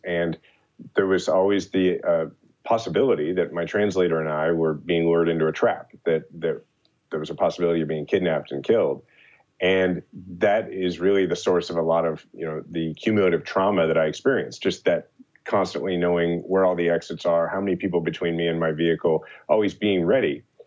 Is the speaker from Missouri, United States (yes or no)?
yes; Kansas City, Missouri, United States; my hometown, Kansas City